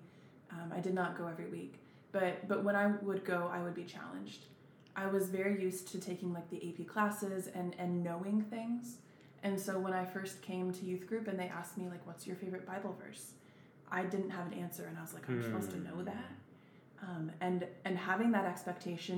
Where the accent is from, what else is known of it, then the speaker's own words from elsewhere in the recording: Emporia, Kansas, United States; also born or lived in Olathe, Kansas; I grew up in Emporia, Kansas